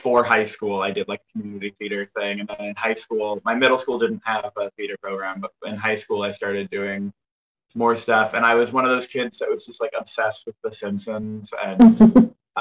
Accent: Northern Virginia, United States; also born or lived in Los Angeles, California; I grew up in Northern Virginia, and I would drive 30 minutes to the count, like one county over into Fairfax

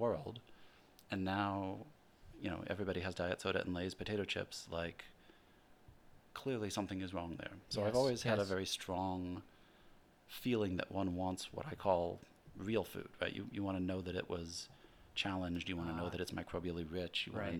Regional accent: Midwest, United States; Growing up in the Midwest, my dad was grew up on a farm

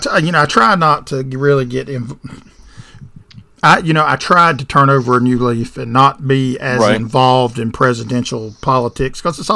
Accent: the South, United States; I'm from the South

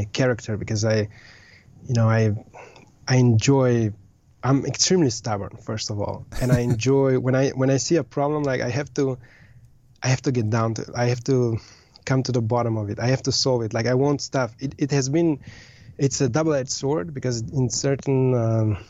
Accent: Slovenia; moved away as an adult; also born or lived in Austria / Southeast Asia; I was born and raised in Slovenia

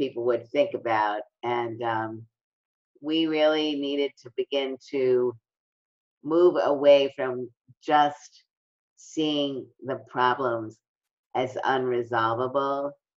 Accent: New York City, New York, United States; I'm from Brooklyn, and really a lot of my development was the result of experiencing discrimination

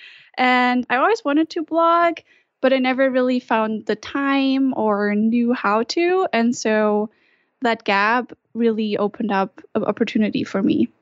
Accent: Germany; moved away as an adult; now in Utah, United States; I'm originally from Germany

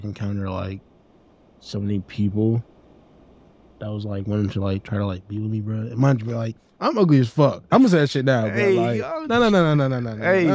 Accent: Linden, New Jersey, United States; moved away; also born or lived in North Carolina; Grew up in a small town called Linden, New Jersey

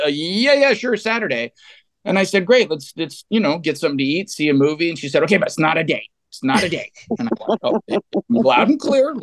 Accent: Fremont, California, United States; I come from the San Francisco Bay Area in a town called Fremont, which is about midway between San Jose and San Francisco. So real bedroom community, suburban city, really kind of idyllic place to grow up in the 80s

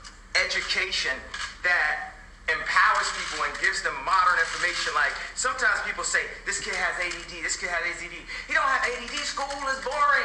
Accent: Chicago, Illinois, United States; my hometown of Chicago

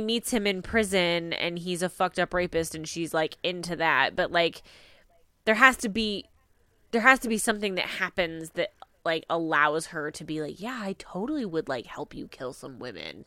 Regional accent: Midwest, United States; growing up in the Midwest, like, the Packers are a big deal where I come from

